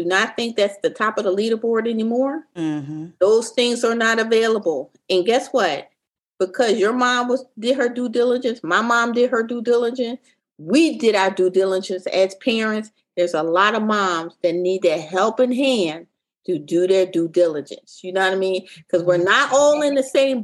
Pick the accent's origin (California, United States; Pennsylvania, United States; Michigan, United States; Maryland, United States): Pennsylvania, United States; Philadelphia; I grew up in Philadelphia, I grew up in North Philadelphia